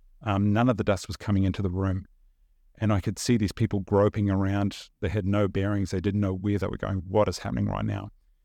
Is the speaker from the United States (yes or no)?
no; New Zealand; Even though we grew up in New Zealand, and I look back on it now, almost had this sense of, the best way I can describe it, almost an unease.